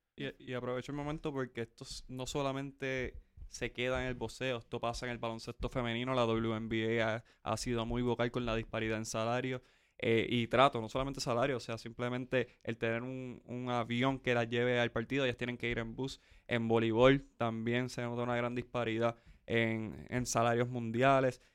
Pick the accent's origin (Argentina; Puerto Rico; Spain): Puerto Rico; San Juan; soy de Coupey, así que viví eso en su apogeo